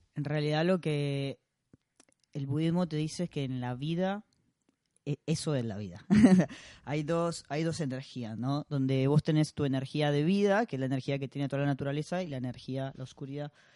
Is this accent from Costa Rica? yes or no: yes; Costa Rica; now in Argentina; a mí me pasa siendo costarricense